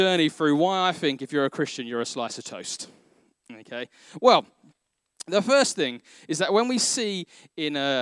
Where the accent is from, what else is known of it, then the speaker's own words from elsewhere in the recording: London, United Kingdom; I grew up in Northeast London